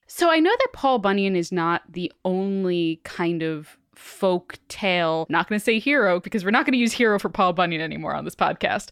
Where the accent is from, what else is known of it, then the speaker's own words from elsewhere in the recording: Long Island, New York, United States; Amanda and I grew up on Long Island